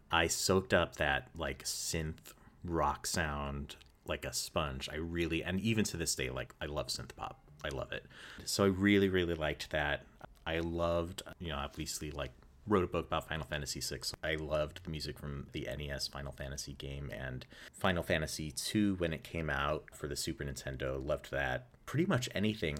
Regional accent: St. Louis, Missouri, United States; was born and raised in Saint Louis, Missouri

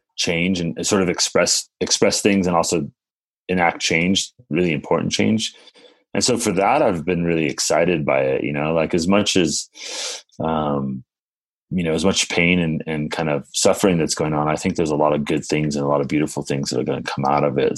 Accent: Pacific Grove, California, United States; also born or lived in Santa Cruz / Carmel / Chicago / San Francisco; I was actually grew up in this little town called Pacific Grove.

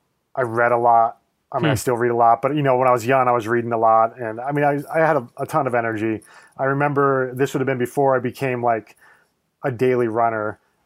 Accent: Nebraska, United States; I grew up in Nebraska, so like I didn't grow up in the mountains or anything, but my family would take trips out west to the national parks every summer.

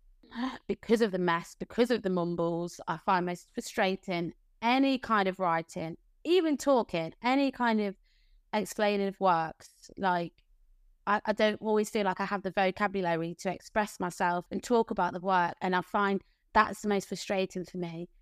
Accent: Leicester, East Midlands, United Kingdom; now in Margate, United Kingdom; community friends that I grew up with in Leicester

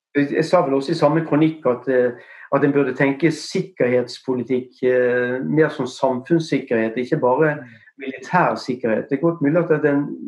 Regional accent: Bergen, Vestland, Norway; Så du kan ikke høre på stemmen så, eller på måten jeg snakker, så er jeg fra Bergen

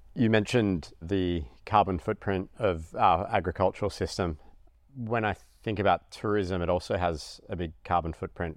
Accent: Australia; as an Australian

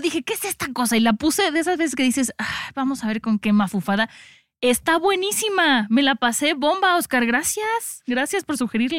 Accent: Mexico; como mexicanos

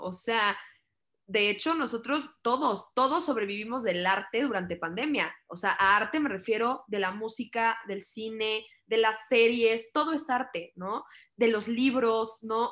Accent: Mexico; como mexicanos

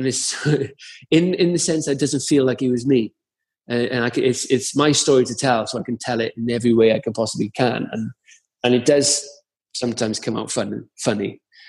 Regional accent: Caerphilly, Wales, United Kingdom; I'm a lad from Caerphilly

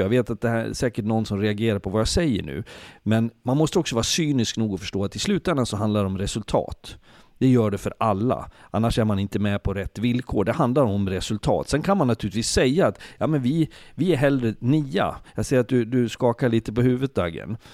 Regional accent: Leksand, Dalarna County, Sweden; Jag är född och uppvuxen i Leksand

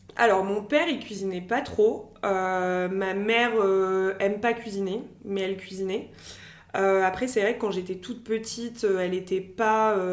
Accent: France; also born or lived in Lyon; moi j'ai toujours grandi en France, mais je suis d'une famille algérienne

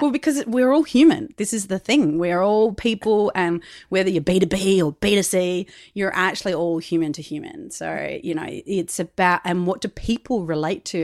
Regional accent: Macclesfield, Australia; I grew up in Macclesfield and, and went to school from Mackie

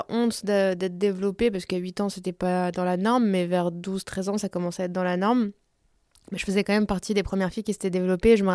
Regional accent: Belgium; also born or lived in France; donc j'ai la, double culture, on va dire, européenne, parce que j'ai grandi en Belgique et en France, euh, mais aussi euh, latino.

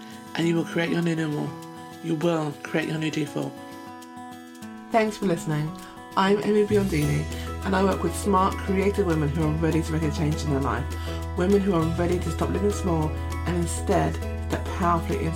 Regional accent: United Kingdom; also born or lived in London; I'm British

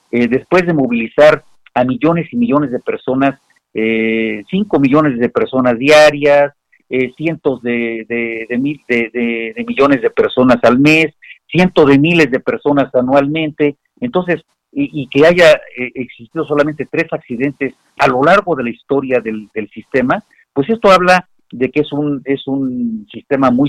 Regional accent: Mexico; nosotros llevamos 10 meses en una situación, como muchos mexicanos, en una situación complica compleja, difícil

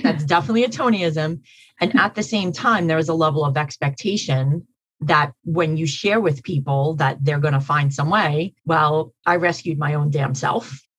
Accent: New York City, New York, United States; so I'm from Queens County

